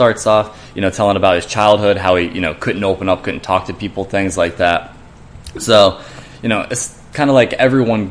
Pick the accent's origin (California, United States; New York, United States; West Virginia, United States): West Virginia, United States; moved away; I'm originally from West Virginia, so yeah. I grew up there.